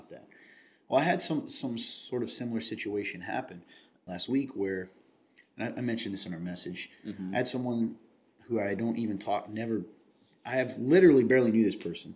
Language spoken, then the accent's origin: English; Napanee, Ontario, Canada; born or raised there; moved away